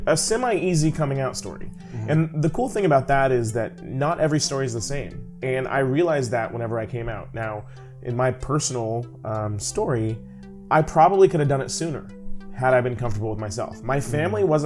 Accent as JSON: {"language": "English", "region": "California", "country": "United States", "moved": "yes", "lives_now": "St. Louis, United States", "said": "I'm originally from California"}